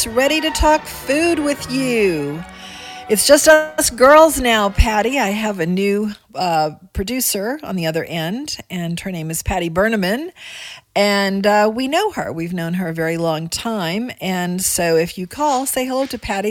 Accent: Kenner, Louisiana, United States; I grew up in Kenna

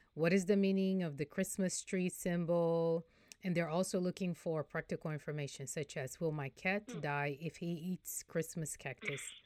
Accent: Brazil; now in Houston, United States; I'm from Brazil, I'm Brazilian

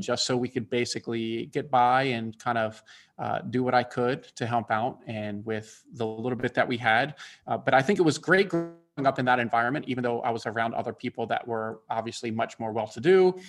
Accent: Bethesda, Maryland, United States; now in Atlanta, United States; I grew up in Bethesda, Maryland

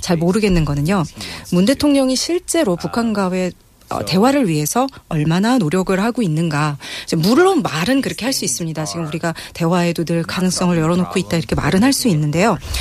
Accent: United States; Korean is a second language; also born or lived in South Korea / China; now in Seoul, South Korea

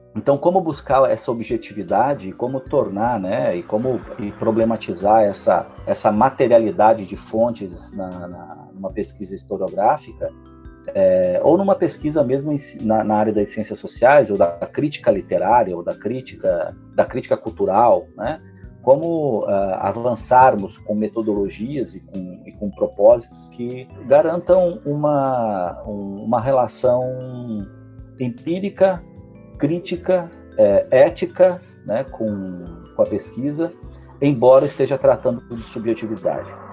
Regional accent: Lages, Santa Catarina, Brazil; moved away as an adult; eu nasci em Lages, vivi em Lages da minha adolescência é, e depois uma parte da, da vida adulta. É, logo até os 18 anos eu vivo em Lages

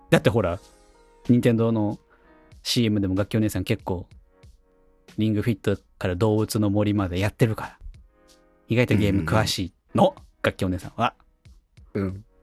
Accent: Tokyo, Japan; 私、まあ、結構田舎で生まれ育った風な、あの、キャラクターをしてますけど、実は東京で育ってた期間もあって

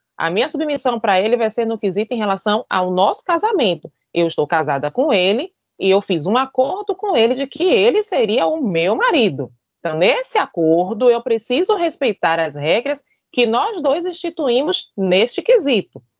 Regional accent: Bahia, Brazil; sou baiana, sou teropolitana, apaixonada pela minha cidade

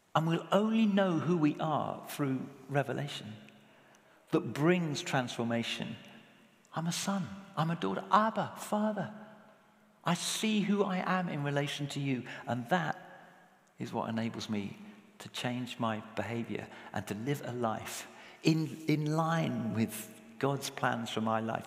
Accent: England, United Kingdom; speaking as an Englishman

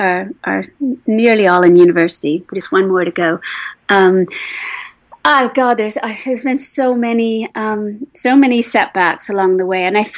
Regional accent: England, United Kingdom; now in United States; initially when I came into the States from England, that was a big move to be on two sides of the Atlantic

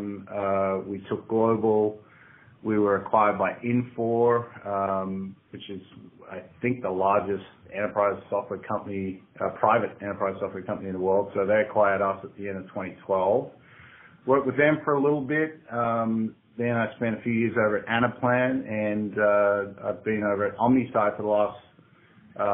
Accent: Australia; accent: Aussie; moved away as an adult; now in San Francisco, United States; Grew up in Australia, been living out here in the States in San Francisco for the last 7 or 8 years

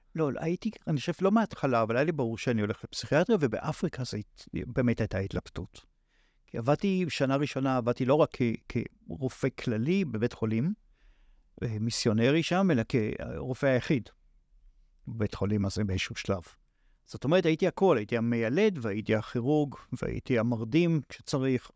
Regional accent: Tel Aviv, Tel Aviv District, Israel; אני, אה, יליד, אה, עיר שנקראת תל אביב. שם גדלתי

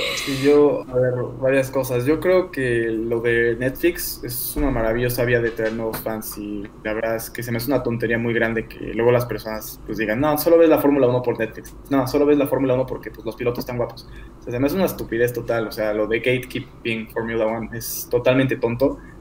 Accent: Mexico City, Mexico; soy acá de México, de Ciudad de México

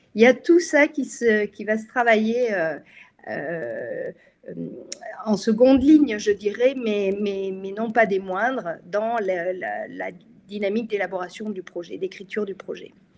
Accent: France; chez nous en France

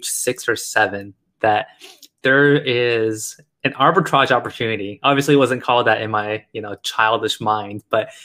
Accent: United States; also born or lived in China; years and years of growing up and living in America

